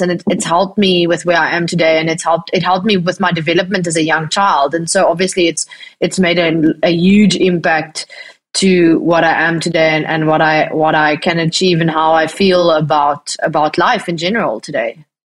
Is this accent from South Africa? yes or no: yes; Bloemfontein, Free State, South Africa; also born or lived in Worcester, Western Cape; I was born in Bloemfontein in the Free State